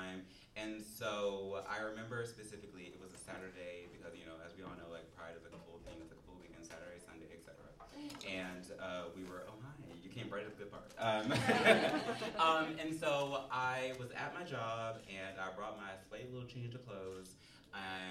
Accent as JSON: {"language": "English", "country": "United States", "moved": "as an adult", "lives_now": "Chicago, United States", "said": "I'm actually not from Chicago, I'm from Maryland"}